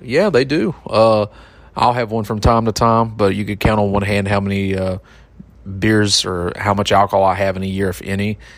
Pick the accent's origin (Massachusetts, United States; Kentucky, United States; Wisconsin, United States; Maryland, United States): Kentucky, United States; Eastern; I'm a hillbilly from Eastern Kentucky.